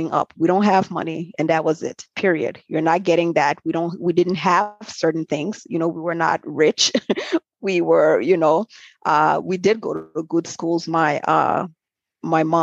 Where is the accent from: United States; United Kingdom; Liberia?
Liberia; accent: Liberian; moved away; I'm originally from Liberia and I grew up in a tight-knit family